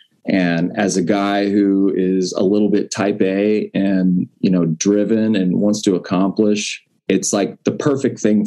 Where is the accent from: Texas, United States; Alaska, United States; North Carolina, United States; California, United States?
Texas, United States; Corpus Christi; I grew up in Corpus Christi